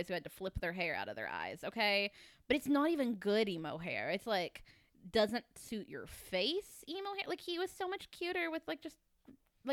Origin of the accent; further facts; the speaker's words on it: Kentucky, United States; I grew up in Kentucky and like camo was what was fashionable where I'm from